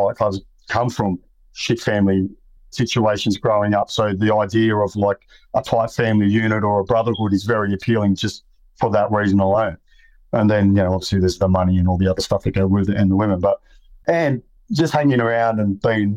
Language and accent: English; Sydney, New South Wales, Australia; I grew up in Western Sydney